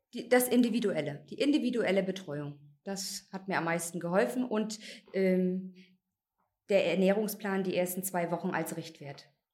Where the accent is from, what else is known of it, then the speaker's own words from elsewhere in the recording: Wolgast, Mecklenburg-Vorpommern, Germany; ich bin 34 Jahre alt, ich komme aus Wolgast.